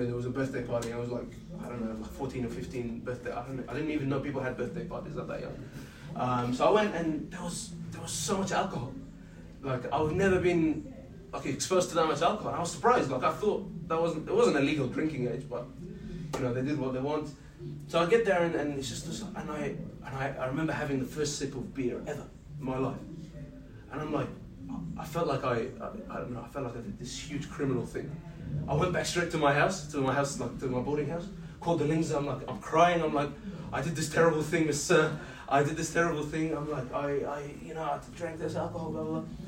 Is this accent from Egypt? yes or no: yes; Egypt; also born or lived in Jordan; Growing up in Egypt, and just remember I said that in Jordan I was growing up around all Muslims.